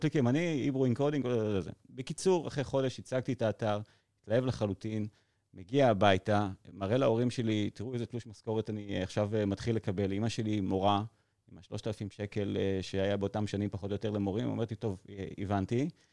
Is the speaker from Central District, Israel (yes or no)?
yes; Modi'in-Maccabim-Re'ut, Central District, Israel; גדלתי ברעות